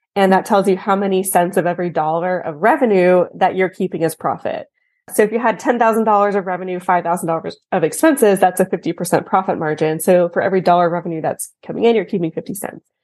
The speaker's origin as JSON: {"language": "English", "region": "Texas", "country": "United States", "tie": "born or raised there", "said": "I'm from Texas, born and raised"}